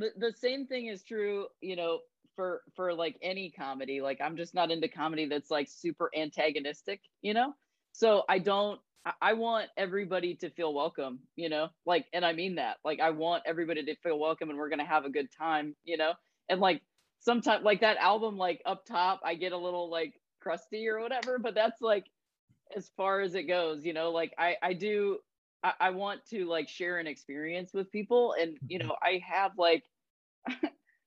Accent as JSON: {"language": "English", "town": "Akron", "region": "Ohio", "country": "United States", "tie": "born or raised there", "said": "I'm from Akron. I'm not from, you know, like Beverly Hills or whatever. Like I grew up in the lakes and like the woods and all that stuff. Like it's not that different from most people in Ohio"}